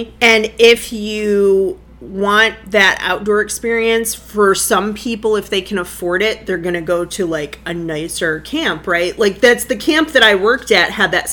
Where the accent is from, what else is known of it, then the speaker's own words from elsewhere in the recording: Lockport, United States; my hometown of Lockport